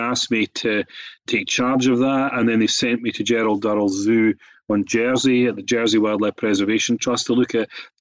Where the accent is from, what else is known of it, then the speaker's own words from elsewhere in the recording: Biggar, Scotland, United Kingdom; I was born in the Scottish Borders, near a tiny town called Bigger, which is a very pretty place